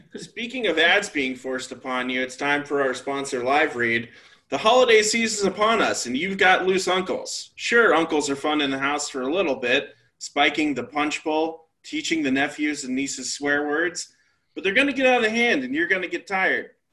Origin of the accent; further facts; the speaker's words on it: Atlanta, Georgia, United States; moved away as an adult; also born or lived in New York; I'm from Atlanta.